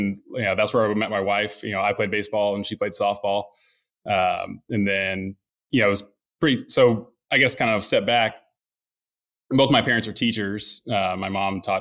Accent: Needville, Texas, United States; also born or lived in Wharton, Texas / New Hampshire; I grew up down in a small town called Needville, south of Sugarland

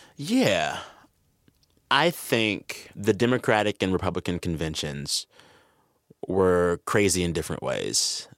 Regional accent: San Antonio, Texas, United States; I was raised in the San Antonio, Texas area

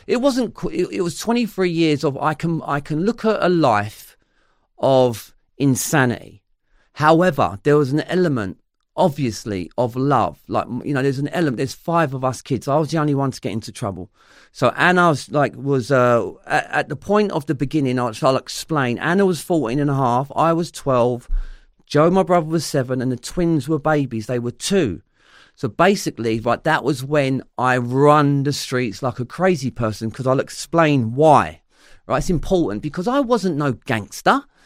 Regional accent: London, United Kingdom; accent: Cockney; it's still London, but we grew up around Cockney rhyming slang

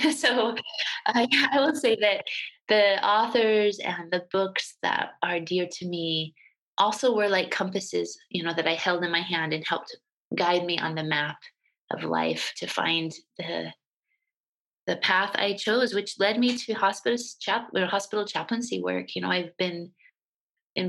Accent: Utah, United States; moved away as an adult; also born or lived in New Jersey; I grew up in a small town in Utah in the 70s and 80s

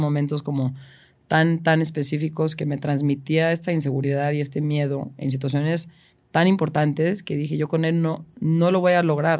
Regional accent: Mexico; soy la única mexicana, tengo presencia allá

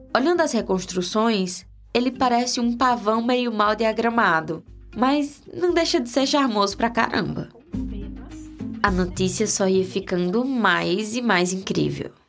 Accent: Crato, Ceará, Brazil; Eu cresci no Crato, na região do Cariri, sul do Ceará

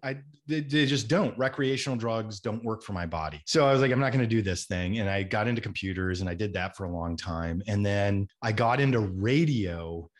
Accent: Minnesota, United States; growing up in Minnesota was a wonderful place to grow up

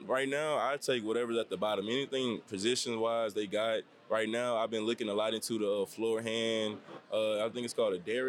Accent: Shreveport, Louisiana, United States; I'm from Shreveport, Louisiana. I drove 8 hours today, man.

